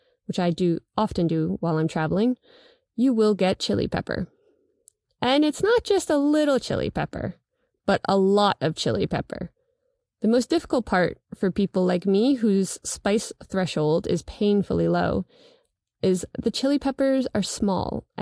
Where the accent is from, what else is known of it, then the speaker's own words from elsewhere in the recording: New York, United States; I am a New Yorker